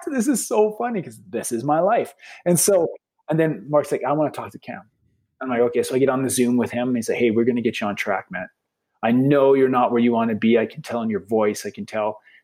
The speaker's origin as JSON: {"language": "English", "town": "Lethbridge", "region": "Alberta", "country": "Canada", "said": "We're from Lethbridge, Alberta, Canada"}